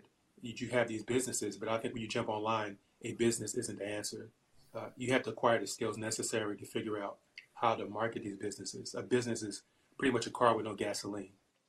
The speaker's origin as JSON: {"language": "English", "town": "Newark", "region": "New Jersey", "country": "United States", "tie": "born or raised there", "moved": "as an adult", "lives_now": "Allentown, United States", "said": "I'm originally from Newark, New Jersey, N-E-W-A-R-K, born and raised"}